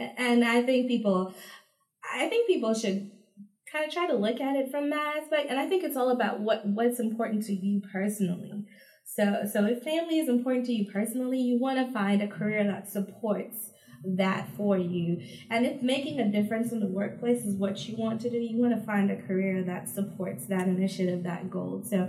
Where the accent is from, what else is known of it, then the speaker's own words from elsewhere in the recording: U.S. Virgin Islands; also born or lived in Dominica; So I grew up in the Caribbean between the two Caribbean countries, St. Thomas, U.S. Virgin Islands, which most people are familiar with, and then Dominica, which is located further down the archipelago of islands between Martinique and Guadeloupe.